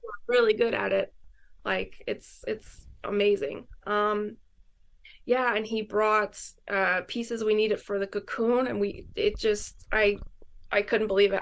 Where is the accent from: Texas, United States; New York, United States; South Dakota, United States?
New York, United States; Syracuse; moved away as an adult; now in New York City, United States; I was born here in New York City, but I grew up in Syracuse, which is like way further north